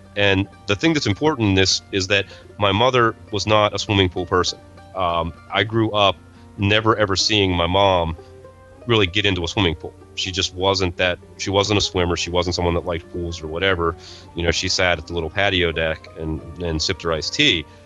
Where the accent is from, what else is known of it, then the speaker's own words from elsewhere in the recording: Northeast, United States; I was from the Northeast